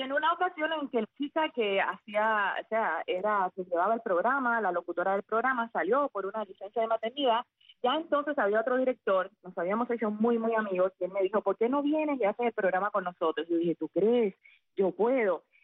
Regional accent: Sagua la Grande, Villa Clara, Cuba; moved away as an adult; also born or lived in Havana; Cuando regresé a mi ciudad natal, a Zahuala Grande

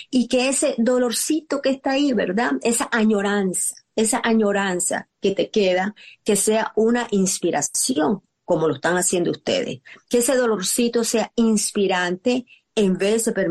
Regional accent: Nicaragua; Yo soy nicaragüense y puedo identificar con lo

